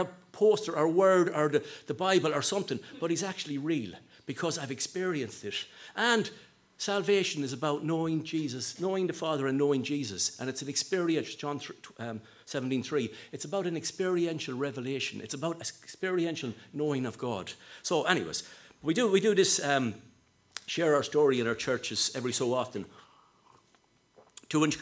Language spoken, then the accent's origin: English; Sligo, Connacht, Ireland; I'm from Sligo